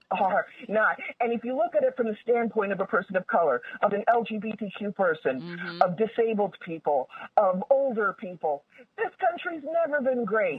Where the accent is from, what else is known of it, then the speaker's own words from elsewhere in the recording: Baltimore, Maryland, United States; I grew up in Baltimore